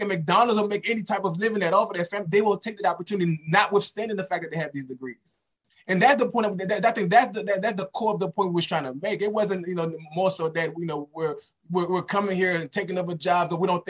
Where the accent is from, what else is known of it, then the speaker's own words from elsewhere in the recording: Haiti; now in United States; I'm from Haiti